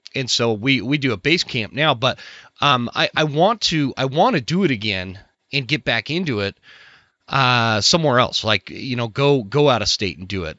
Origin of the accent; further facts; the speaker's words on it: Utah, United States; I grew up in in Utah where it was a lot more prominent to go hunting